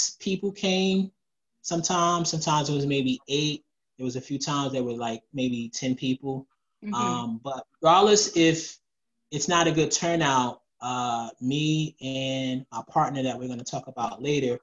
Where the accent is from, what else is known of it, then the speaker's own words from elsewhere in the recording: New Jersey, United States; I'm from Jersey.